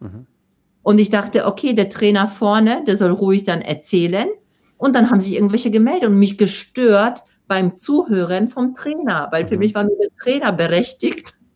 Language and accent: German; Poland; accent: Polish; German is a second language; moved away; ich komme aus Polen